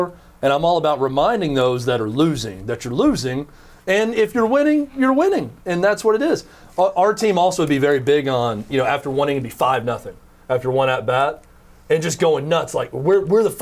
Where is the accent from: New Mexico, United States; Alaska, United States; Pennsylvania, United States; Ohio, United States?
Pennsylvania, United States; Mount Joy; I grew up in Mount Joy Little League